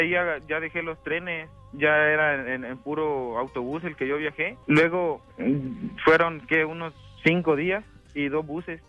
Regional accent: El Salvador; moved away; Yo soy salvadoreño

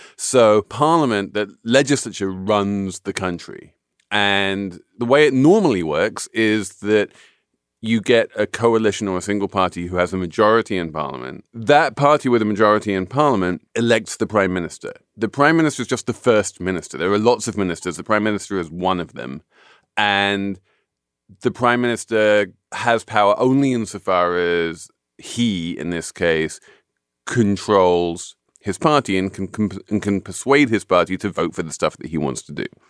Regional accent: United Kingdom; I am a Brit.

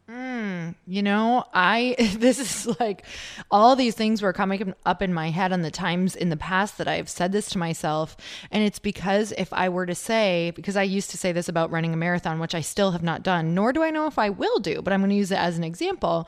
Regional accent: Midwest, United States; I'm from the Midwest

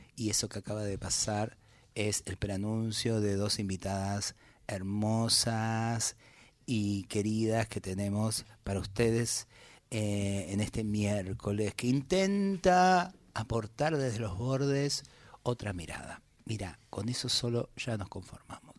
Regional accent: Buenos Aires Province, Argentina; el haber crecido en el conurbano

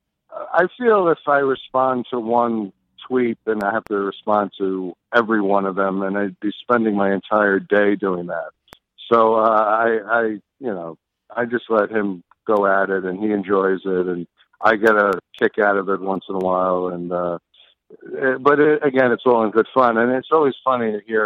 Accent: New York City, New York, United States; I grew up in New York City

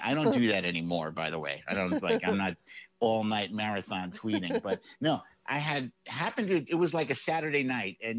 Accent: New York City, New York, United States; Washington Heights, where I grew up. Mm-hmm. I grew up in Inwood on 196th Street

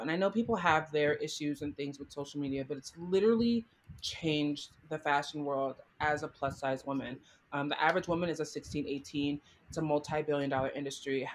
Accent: Florida, United States; moved away; also born or lived in New York; growing up in Florida

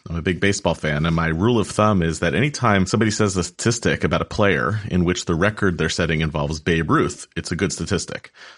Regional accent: United States; This country in which I was born

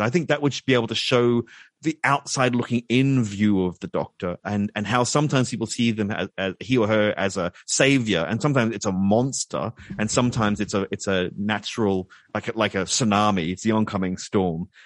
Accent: Brisbane, Queensland, Australia; my hometown of Brisbane, Queensland

